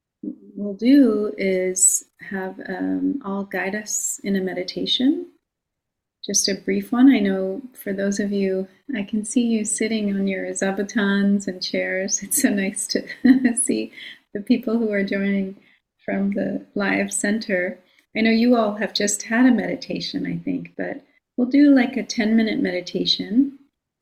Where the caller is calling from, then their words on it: Long Island, New York, United States; I'm calling in from Long Island, the land of the Munsee, Lenape, and Merrick peoples.